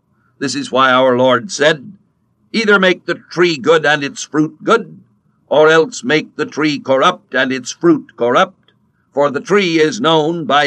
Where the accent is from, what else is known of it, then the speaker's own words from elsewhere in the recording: California, United States; I was born in California, a country of fruit. In that little valley in California where I passed my boyhood